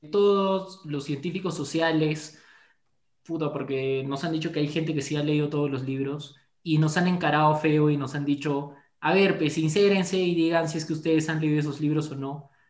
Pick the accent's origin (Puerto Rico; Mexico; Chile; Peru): Peru; Cusco; amigos, no estoy molesto, mi voz es así, van a disculpar, yo vengo del Cusco, somos un poco duros acá, pues pero así somos.